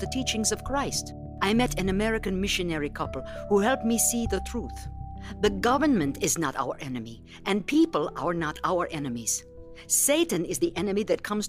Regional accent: Dominican Republic; from the Dominican Republic. When I was in high school, we had a very unstable government. Our people were oppressed

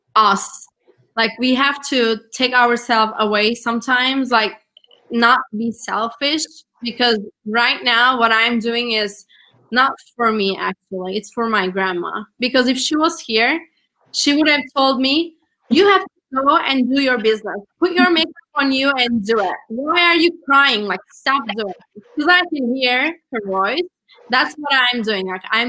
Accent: Turkey; English is a second language; moved away as an adult; now in United States; I'm from Turkey

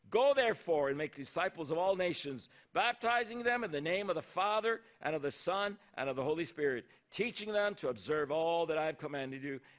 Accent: Japan; born there; also born or lived in Thailand; ever since I was born in Japan to missionary parents from Norway. And I saw my mom and dad first in Japan and then in Thailand

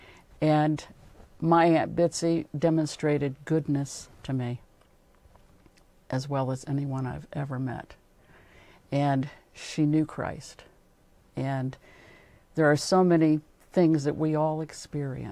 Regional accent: New Jersey, United States; I'm from New Jersey, and every spring we would go down to Georgia

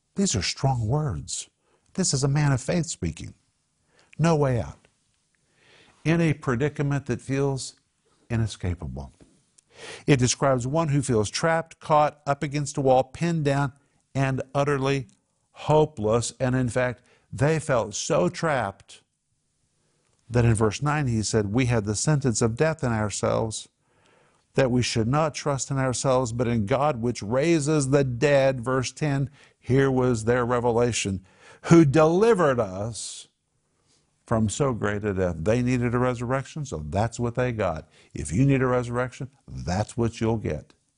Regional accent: Tulsa, Oklahoma, United States; I grew up in Tulsa

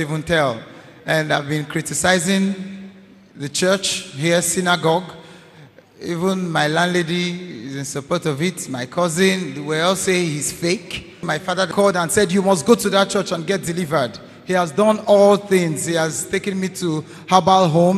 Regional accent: Anambra, Nigeria; I am from Anambra State.

